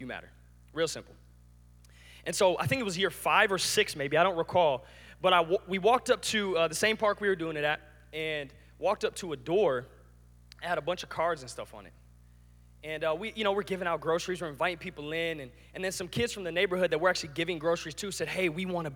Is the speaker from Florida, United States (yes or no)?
no; Lansing, Michigan, United States; I grew up in Lansing